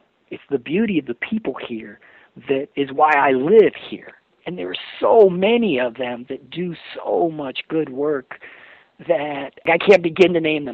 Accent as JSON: {"language": "English", "town": "New York City", "region": "New York", "country": "United States", "tie": "born or raised there", "also_born_or_lived": "Oregon / Alaska / Seattle", "moved": "yes", "lives_now": "Mendocino County, United States", "said": "I grew up in New York City"}